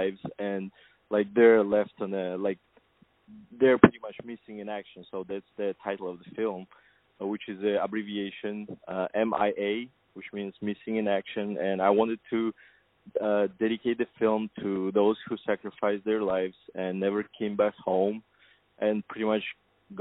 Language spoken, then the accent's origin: English; Kazakhstan; moved away as an adult; now in United States; born in Kazakhstan, and I'm originally from Kazakhstan